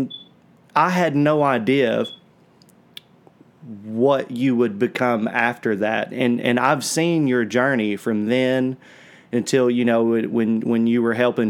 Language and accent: English; Southwest Virginia, United States; where we're from